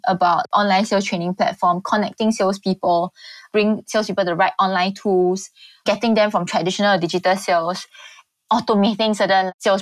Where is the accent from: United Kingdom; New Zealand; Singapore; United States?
Singapore; being a Singaporean